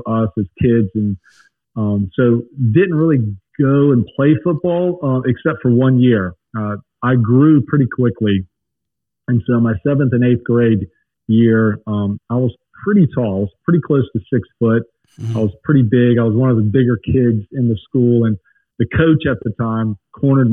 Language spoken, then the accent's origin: English; Lake Wylie, South Carolina, United States; also born or lived in St. Louis, Missouri; now in North Carolina, United States; grew up across the border, went to South Carolina schools